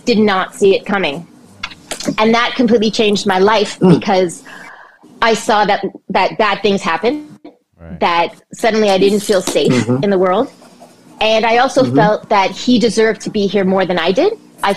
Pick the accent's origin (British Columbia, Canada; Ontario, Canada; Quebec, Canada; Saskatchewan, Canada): Quebec, Canada; Montreal; I grew up in Montreal, Quebec, Canada.